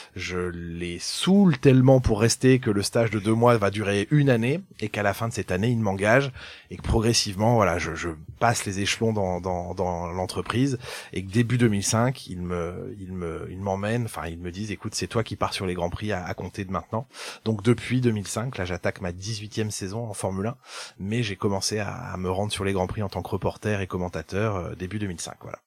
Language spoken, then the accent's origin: French; Rennes, Brittany, France; also born or lived in Quimper; Je suis un jeune provincial breton, je suis né à Rennes, j'ai fait mes études à, Quimper